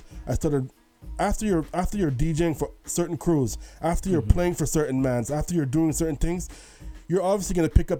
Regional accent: Hamilton, Ontario, Canada; I'm from Hamilton

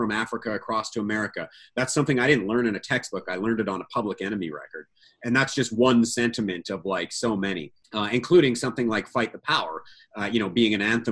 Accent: Canada; also born or lived in Alberta / Saskatchewan; As a young boy growing up in Alberta and Saskatchewan

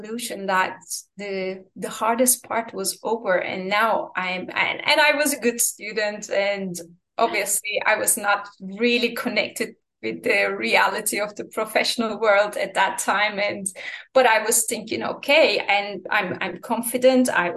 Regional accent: Turkey; moved away as an adult; also born or lived in Istanbul, Turkey; now in Washington DC, United States; a junior lawyer in a mid-sized law firm in Istanbul, Turkey, my home country

